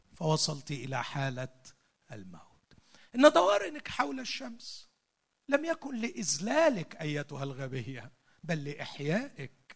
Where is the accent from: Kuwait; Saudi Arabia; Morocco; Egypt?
Egypt; عندنا في مصر